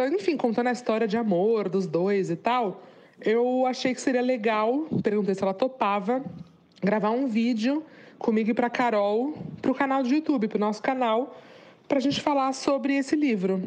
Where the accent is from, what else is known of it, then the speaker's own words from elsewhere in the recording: Santos, São Paulo, Brazil; eu sou de Santos